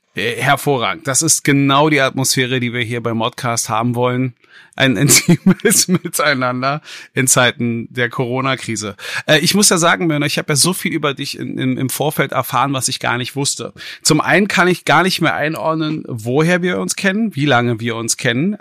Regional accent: Berlin, Germany; als gebürtiger Westberliner

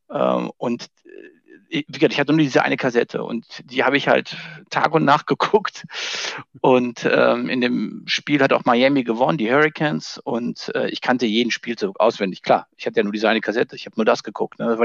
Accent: North Rhine-Westphalia, Germany; ich komme ja aus dem Siebengebirge, da lebe ich auch heute noch und da spielt man entweder Fußball oder Tischtennis oder beides.

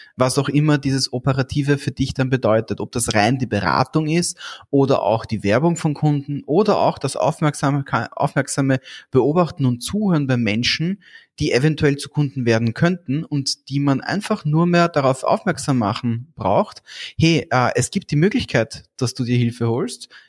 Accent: Austria; bei uns in Österreich

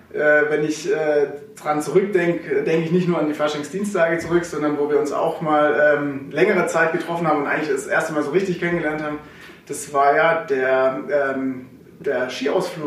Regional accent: Sulz am Eck, Baden-Württemberg, Germany; also born or lived in Herrenberg / Karlsruhe; aufgewachsen in Sulz am Eck, richtig. Äh, da bin ich groß geworden

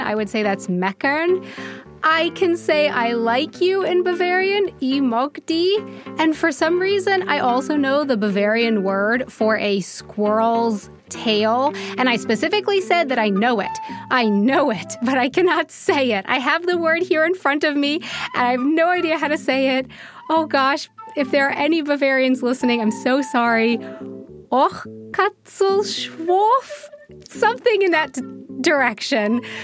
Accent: United States; moved away as an adult; now in Munich, Germany; I'm an American who has been living in Munich, Germany for 10 years now

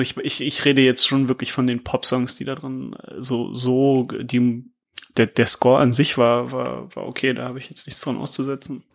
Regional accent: Lower Saxony, Germany; ich komme auch aus Niedersachsen

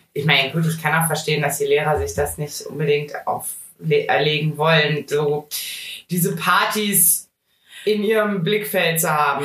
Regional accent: Rhineland, Germany; ich bin richtige Rheinländerin

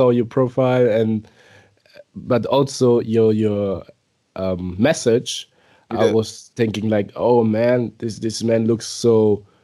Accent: Nigeria; moved away as an adult; now in Germany; I'm from Nigeria.

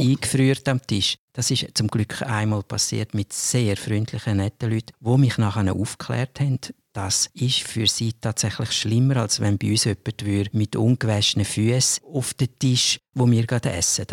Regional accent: Switzerland; als Schweizer

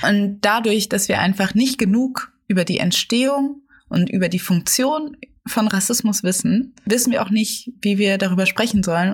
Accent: Germany; born or raised there

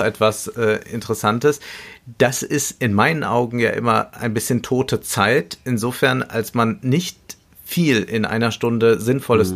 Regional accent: Germany; bei uns in Deutschland

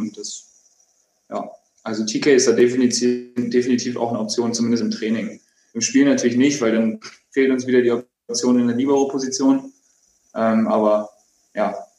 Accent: Hamburg, Germany; ich bin in Hamburg geboren. Ich äh, habe nie woanders gelebt. Ich Bin da zur Schule gegangen.

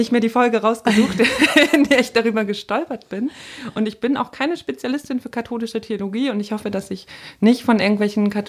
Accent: Northern Germany, Germany; Bei uns im Norden sagt man Pastorin.

